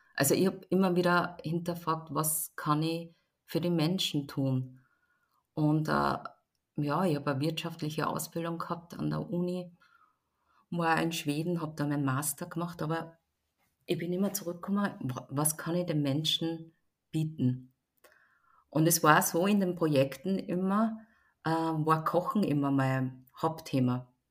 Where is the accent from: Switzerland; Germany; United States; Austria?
Austria; Linz, Upper Austria; Hören tut man es auch nicht, weil ich bin in Österreich geboren, in Linz, in Oberösterreich.